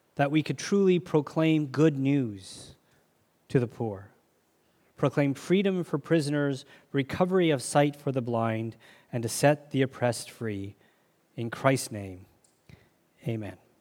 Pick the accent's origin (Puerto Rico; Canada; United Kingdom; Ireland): Canada; I'm a Canadian citizen